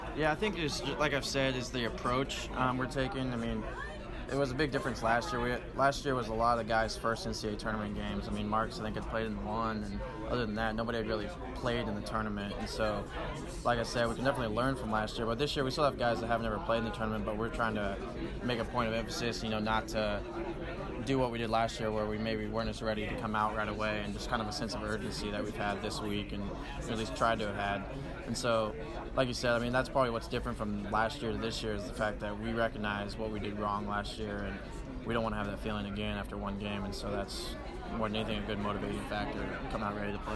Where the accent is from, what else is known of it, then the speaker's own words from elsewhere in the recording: Kansas, United States; growing up in Kansas and growing up around KU and K State.